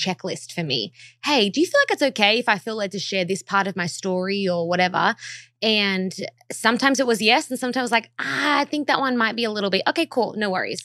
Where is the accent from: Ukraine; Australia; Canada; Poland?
Australia; moved away as an adult; now in Los Angeles, United States; I am from Australia originally, and tha, I'm so proud to be Australian.